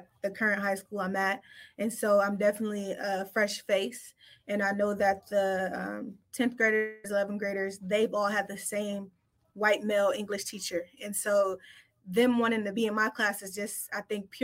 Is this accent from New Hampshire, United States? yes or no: no; Los Angeles, California, United States; I'm from LA. And so I grew up in the Watts area